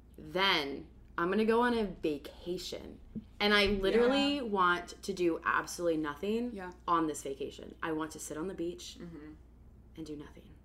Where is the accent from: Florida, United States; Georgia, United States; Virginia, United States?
Virginia, United States; Arlington; close to turning 24. That's still a few months away for me. I am an event planner in DC, born and raised in Arlington.